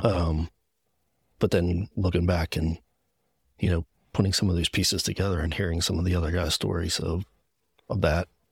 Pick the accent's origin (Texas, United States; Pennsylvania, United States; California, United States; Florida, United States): Pennsylvania, United States; Gettysburg; I'm from Gettysburg, P A. One of those P A guys